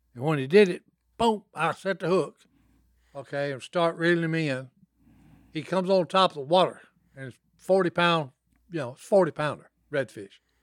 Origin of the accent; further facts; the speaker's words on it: Dixie, Louisiana, United States; we had a pond where we grew up in Dixie, Louisiana. It was in Blanchard